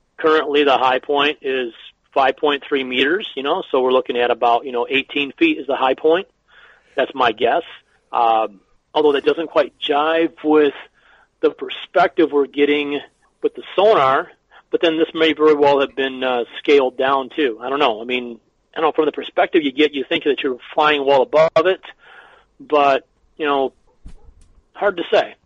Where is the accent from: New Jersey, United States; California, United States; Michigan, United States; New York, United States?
Michigan, United States; we're from Michigan